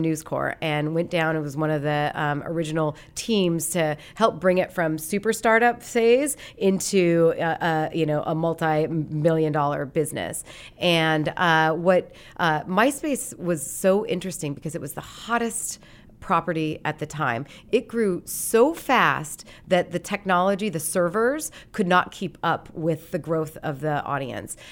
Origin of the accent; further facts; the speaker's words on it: Great Falls, Montana, United States; moved away as an adult; I grew up in Montana, and, uh, I grew up in Great Falls, which was the big city in Montana.